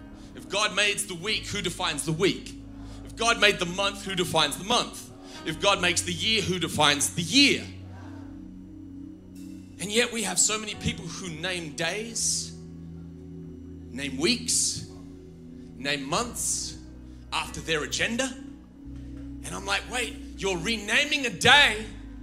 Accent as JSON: {"language": "English", "country": "Australia", "said": "as an Australian. I follow him as a Christian, because my Christianity trumps my Australianness"}